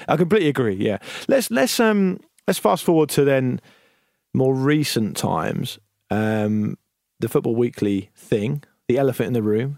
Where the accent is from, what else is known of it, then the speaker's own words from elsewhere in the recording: Portsmouth, South East England, United Kingdom; when I grew up in Portsmouth